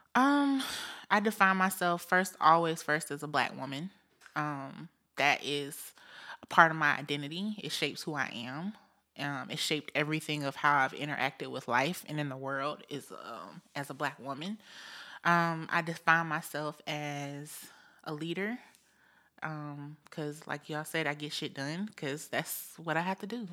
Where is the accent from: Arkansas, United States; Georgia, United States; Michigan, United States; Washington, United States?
Georgia, United States; Augusta; moved away as an adult; now in Columbia, United States; I am a Georgia girl, born and raised in the Augusta, Georgia area.